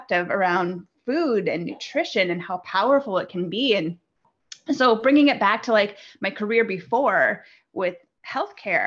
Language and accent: English; Midwest, United States; I grew up in the Midwest in the United States